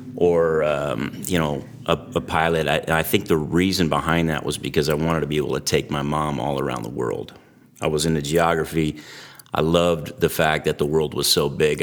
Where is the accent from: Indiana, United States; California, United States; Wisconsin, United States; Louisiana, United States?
California, United States; Antioch; when I was a kid, I grew up in the East Bay Area, uh, little town called Antioch along the Delta